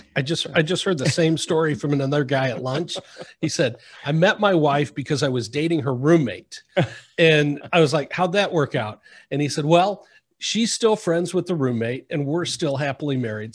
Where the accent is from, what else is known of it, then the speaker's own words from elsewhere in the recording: Midwest, United States; now in South Florida, United States; Growing up in the Midwest, there was no water planning